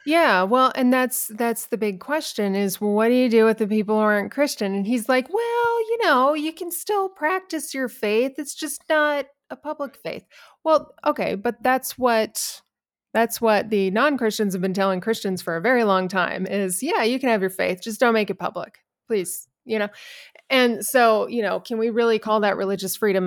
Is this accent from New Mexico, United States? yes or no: yes; New Mexico, United States; I'm actually born and raised in New Mexico.